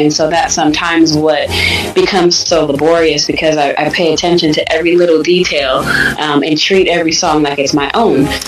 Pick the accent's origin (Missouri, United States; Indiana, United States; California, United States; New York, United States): California, United States; Sacramento; also born or lived in Michigan; I'm from Michigan originally, but I grew up in Sacramento